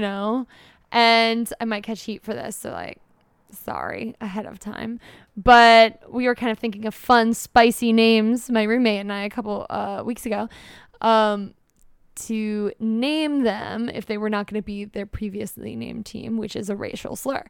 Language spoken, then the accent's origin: English; United States; as the American